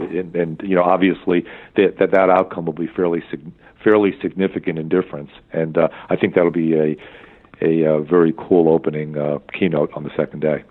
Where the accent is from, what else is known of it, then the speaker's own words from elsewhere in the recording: East Coast, United States; also born or lived in Minneapolis; now in Orange County, United States; I'm from the East Coast